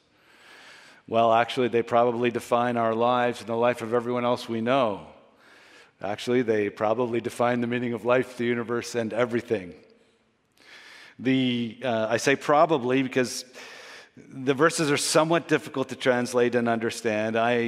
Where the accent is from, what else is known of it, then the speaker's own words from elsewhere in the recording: Canada; we're Canadian